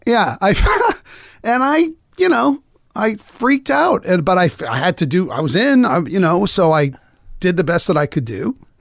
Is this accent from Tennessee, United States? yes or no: no; Lowell, Massachusetts, United States; We moved on up, you know, we were in, I, I was in Lowell.